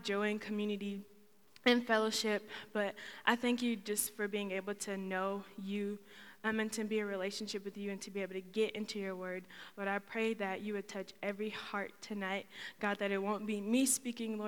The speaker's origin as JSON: {"language": "English", "town": "Schaumburg", "region": "Illinois", "country": "United States", "moved": "as an adult", "lives_now": "Muncie, United States", "said": "I'm originally from Schaumburg, Illinois"}